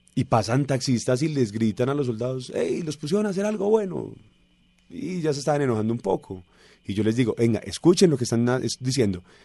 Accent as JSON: {"language": "Spanish", "country": "Colombia", "also_born_or_lived": "Argentina / Brazil", "said": "Yo le dije, colombiano"}